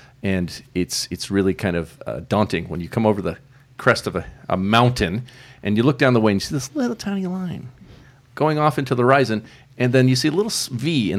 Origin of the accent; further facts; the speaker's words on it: California, United States; my entire family is Canadian. I am the only Yankee. I was born in California